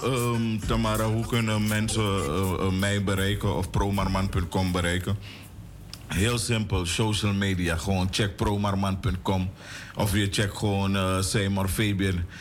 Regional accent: Suriname; ik woon in Suriname of ik ben geboren in Suriname. Dus ik kom er elders niet vandaan.

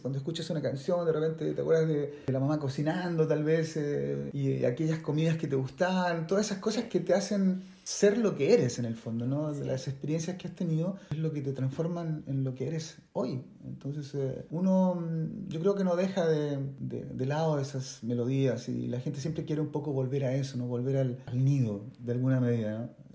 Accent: Santiago, Santiago Metropolitan Region, Chile; moved away as an adult; Toda, toda mi, mi adolescencia y parte de mi niñez en Chile

